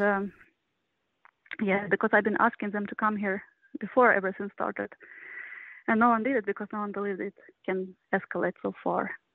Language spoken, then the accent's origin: English; Kyiv, Ukraine; I'm from Kiev